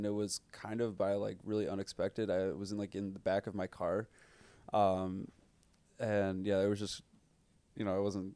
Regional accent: Chicago, Illinois, United States; I was born and raised in Chicago

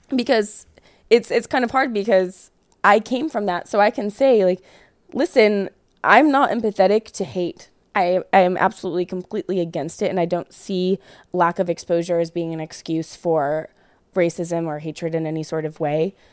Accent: thirty miles outside of Chicago, Illinois, United States; moved away as an adult; also born or lived in Aurora, Illinois; I grew up thirty miles outside of Chicago. So I grew up in cornfields. I grew up in a town of five thousand

